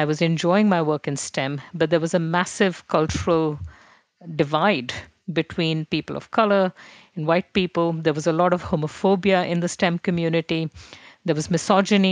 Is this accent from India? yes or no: yes; Delhi, India; first language Hindi; English is a second language; moved away; I grew up in Delhi, which is a big city